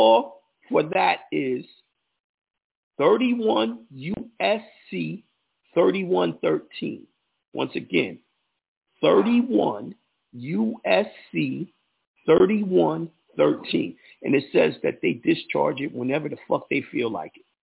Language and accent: English; New York, United States; I'm from New York